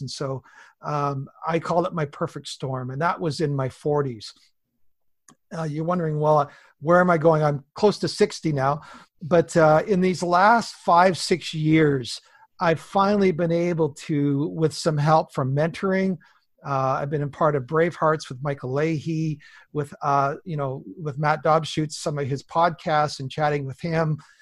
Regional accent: Southwest BC, British Columbia, Canada; I'm a Canadian farm kid. I was born in the big family up here, Southwest B C

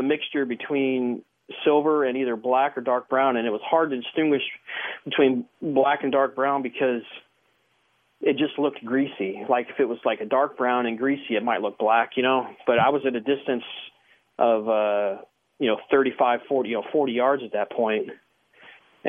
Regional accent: Southern California, United States; moved away as an adult; now in Washington, United States; I grew up in Southern California

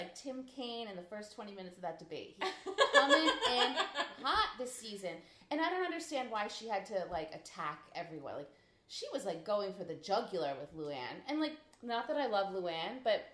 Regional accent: Rhode Island, United States; we're from Rhode Island, so we like to get the most for our money

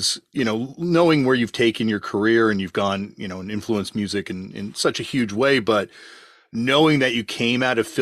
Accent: Canada; accent: Canadian; my Canadian accent

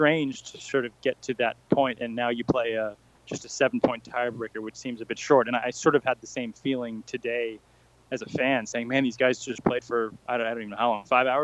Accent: United States; being an American

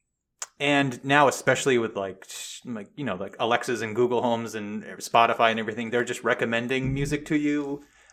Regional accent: Newport, Rhode Island, United States; I'm from Newport, Rhode Island, so we have the Newport Jazz Fest. So I've been going to that since I was a kid

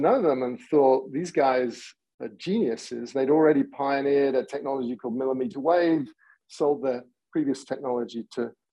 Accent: England, United Kingdom; moved away as an adult; now in San Diego, United States; I grew up in England, but found my way via a whole bunch of technology companies to San Diego

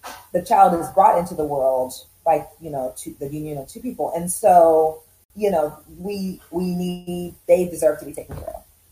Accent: United States; I was born in the U.S. Originally, I'm from Uganda and Rwanda. So every time I would go to visit my family, we would always go back

